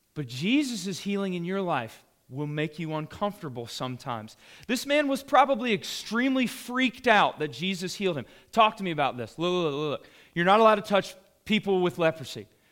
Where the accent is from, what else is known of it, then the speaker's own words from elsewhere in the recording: the South, United States; we're from the South